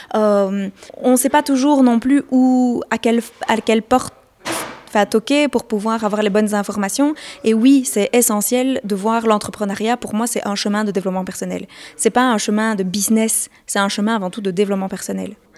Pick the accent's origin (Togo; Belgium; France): Belgium; chez nous en Belgique